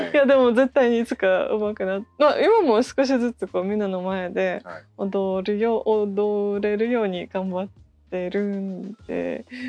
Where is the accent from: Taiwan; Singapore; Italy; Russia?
Russia; Japanese is a second language; moved away as an adult; now in Japan; ロシアから来ました。日本では8年ぐらい住んでいて